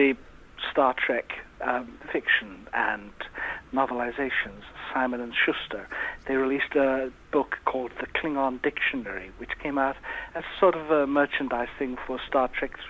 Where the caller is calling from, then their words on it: Wales, United Kingdom; It's actually North Wales.